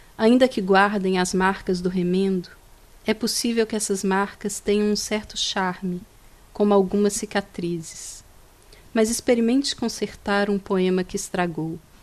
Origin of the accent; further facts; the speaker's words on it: Minas Gerais, Brazil; eu sou de, de Minas Gerais, que Sim. é o estado de, do Carlos Drummond de Andrade